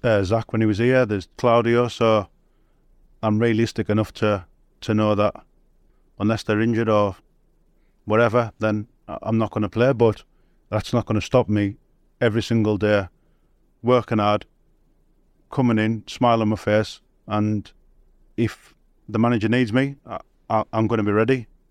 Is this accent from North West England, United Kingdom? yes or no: yes; Cumbria, North West England, United Kingdom; accent: Cumbrian; my Cumbrian accent's